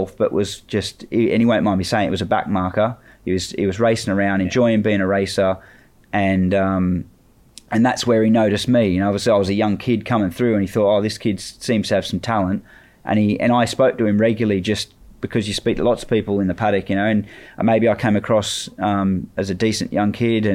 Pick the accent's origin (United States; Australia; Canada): Australia; moved away as an adult; I'm still Australian